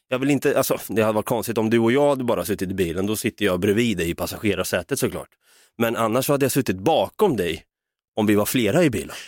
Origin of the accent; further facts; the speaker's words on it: Norrköping, Östergötland, Sweden; jag hade många chilenska vänner i alla fall som jag växte upp med i Norrköping